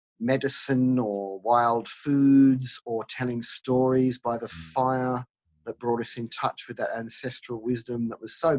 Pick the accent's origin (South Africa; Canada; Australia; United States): Australia; Sydney, New South Wales; also born or lived in Scotland; now in Sydney, Australia; Now, though I was born here in Sydney, Australia, I don't have any Aboriginal ancestors. And I wasn't born into any Aboriginal heritage.